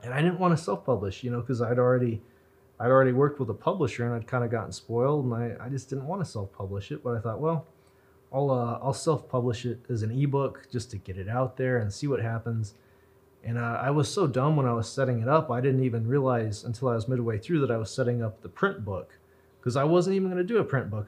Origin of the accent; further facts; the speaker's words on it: Roswell, New Mexico, United States; I was born in Roswell. My parents were born in Roswell. One of my grandparents was born in Roswell, and then the other ones are kind of from Fort Sumner in Colorado. So I'm pretty local. I've never left Roswell